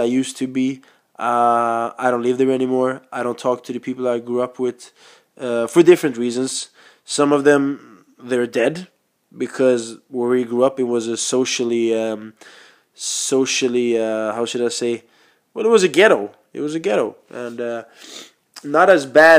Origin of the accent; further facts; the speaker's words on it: Sweden; first language Swedish; English is a second language; I was born in Sweden